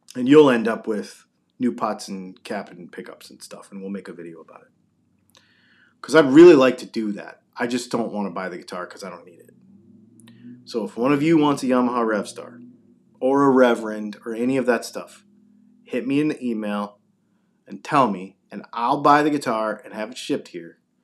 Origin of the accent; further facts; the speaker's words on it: Augusta, Georgia, United States; I'm from Augusta, Georgia